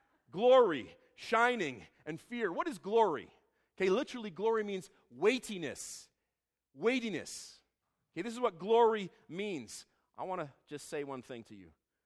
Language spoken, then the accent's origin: English; Israel; I grew up in Israel. My parents would take us to the shepherd's fields in Bethlehem every Christmas Eve.